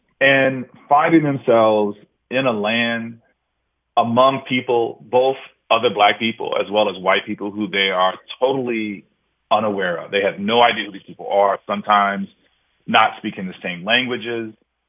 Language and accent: English; Kansas City, Missouri, United States; I remember growing up in Kansas City, Missouri